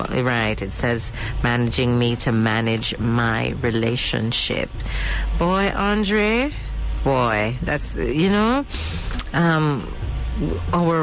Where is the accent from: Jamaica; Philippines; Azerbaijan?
Jamaica; as Jamaican